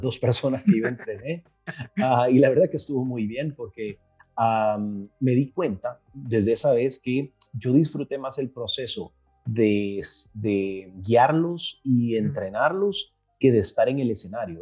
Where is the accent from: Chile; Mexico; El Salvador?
El Salvador; soy de El Salvador